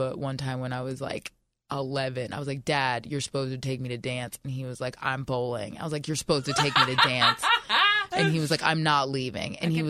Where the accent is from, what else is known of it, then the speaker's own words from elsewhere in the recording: Baltimore, Maryland, United States; born there; And then my parents live in Florida, and I was born in Baltimore, so everybody else lives there pretty much.